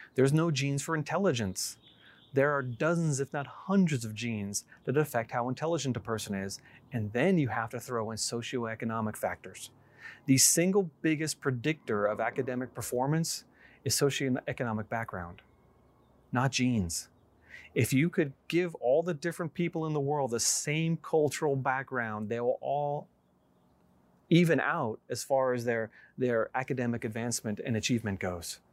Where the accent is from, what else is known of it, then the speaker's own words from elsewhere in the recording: New York, United States; moved away as an adult; also born or lived in Georgia; I grew up in New York